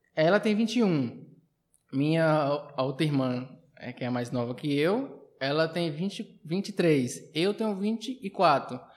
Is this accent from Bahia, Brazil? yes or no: yes; Uibaí, Bahia, Brazil; also born or lived in Xique-Xique, Bahia; now in Barreiras, Brazil; eu nasci em Chique Chique, mas com uns dois anos de idade que eu fui para para Hidrolândia